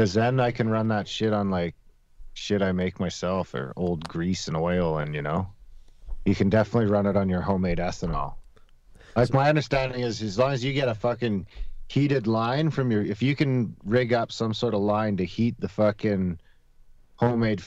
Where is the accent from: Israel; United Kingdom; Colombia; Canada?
Canada; Canadian Shield; now in Alberta, Canada; my hometown is like in the Canadian Shield